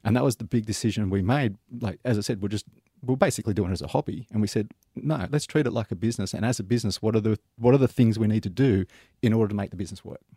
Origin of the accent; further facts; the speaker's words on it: Sydney, New South Wales, Australia; now in Melbourne, Australia; I'm originally from Sydney, so I'm, oh, yeah? I'm, an old Sydney boy, but I've been in Melbourne since 2001